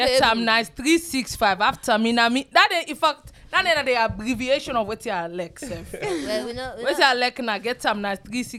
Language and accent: English; London, United Kingdom; I grew up in South London. And now I currently live in Southwest London.